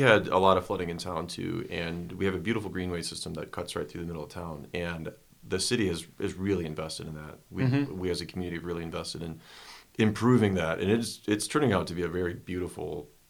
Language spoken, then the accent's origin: English; Minnesota, United States; also born or lived in Kansas / Virginia / Germany; now in Longmont, United States; I'm originally from Minnesota, and it's all the same. It's corn and beans. It's very flat. We have a river where we're at, which is beautiful, but not as profound.